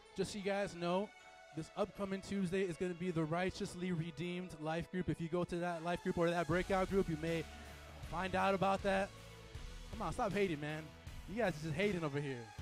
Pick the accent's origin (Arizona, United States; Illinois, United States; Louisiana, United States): Illinois, United States; Chicago; I'm from Midwest, okay? I'm from Chicago.